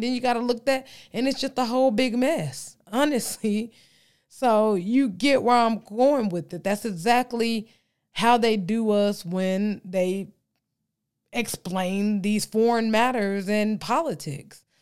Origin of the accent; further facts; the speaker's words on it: Texas, United States; accent: Texas twang; I'm from Texas.